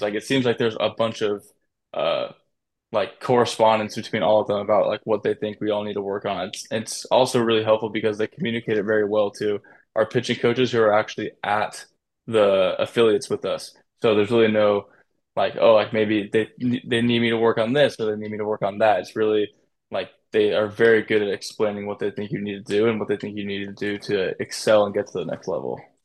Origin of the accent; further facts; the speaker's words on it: San Diego, California, United States; So I'm from San Diego